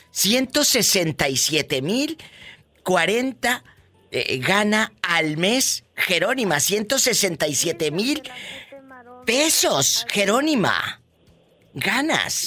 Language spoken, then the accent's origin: Spanish; Mexico; mi tierra, mi México lindo y querido